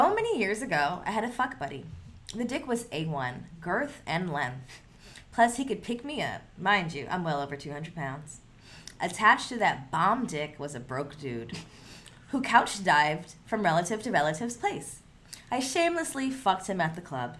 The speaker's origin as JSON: {"language": "English", "area": "the Valley", "region": "California", "country": "United States", "tie": "born or raised there", "said": "growing up in the Valley, being like one of three black people"}